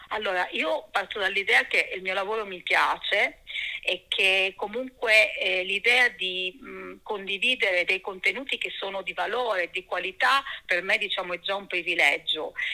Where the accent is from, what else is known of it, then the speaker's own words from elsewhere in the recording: Cosenza, Calabria, Italy; moved away as an adult; now in Florence, Italy; sono calabrese, sono nata a Cosenza e lì diciamo ho vissuto fino all'età di 26 anni